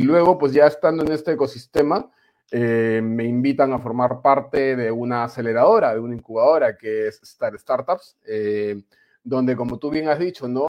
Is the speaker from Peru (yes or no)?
yes; Peru; moved away as an adult; also born or lived in Spain / Panama; now in Valencia, Spain; ha pasado algunos años desde que salí del Perú.